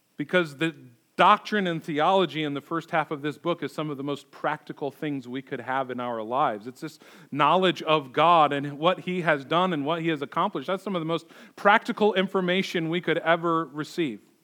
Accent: United States; we live our lives as American Christians.

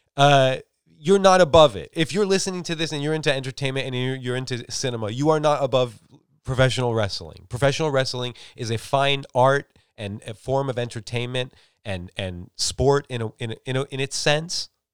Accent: United States; I grew up in America

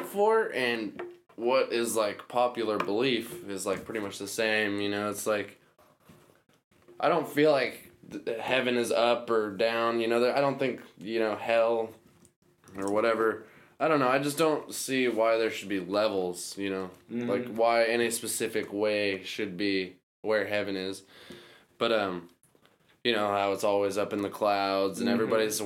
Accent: Loma Rica, California, United States; Loma Rica would definitely be my hometown

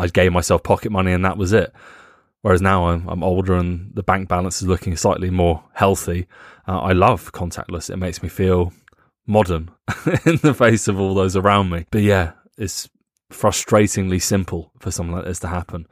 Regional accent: United Kingdom; moved away as an adult; now in Germany; I'm British

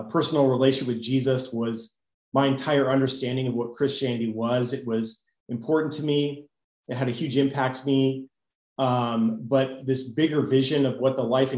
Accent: Spokane, Washington, United States; moved away; also born or lived in Dominican Republic; I'm very much a child of the Pacific Northwest. I grew up in Spokane, Washington

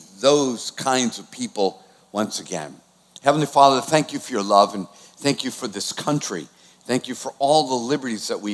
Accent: Boston, Massachusetts, United States; moved away; I'm from Boston.

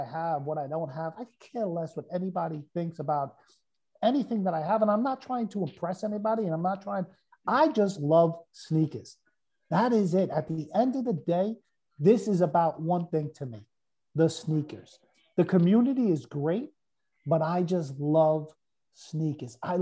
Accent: New York City, New York, United States; I'm coming from New York. I'm not coming from, like, upstate. I'm coming from the city. I'm coming from Brooklyn.

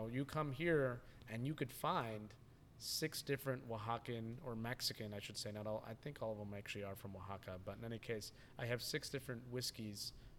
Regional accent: Tokyo, Japan; But I am from Tokyo, exactly.

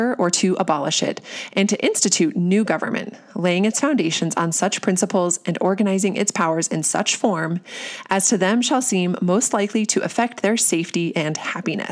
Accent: United States; us as Americans

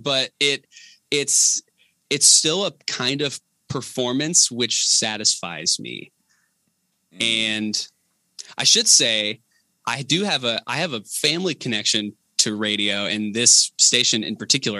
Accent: Enon, Ohio, United States; now in Yellow Springs, United States; i grew up in enon the town over

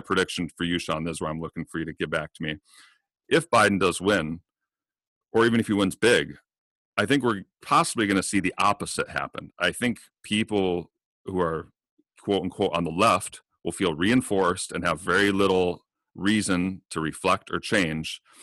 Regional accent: United States; as an American

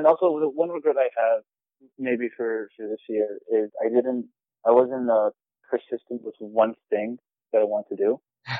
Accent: New York, United States; also born or lived in New Jersey; I was born in Jersey, and I moved to New York when I was about 1 year old. So

